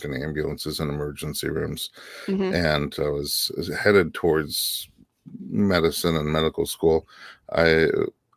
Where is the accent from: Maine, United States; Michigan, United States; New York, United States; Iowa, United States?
New York, United States; moved away as an adult; also born or lived in Nebraska; now in Los Angeles, United States; we're from New York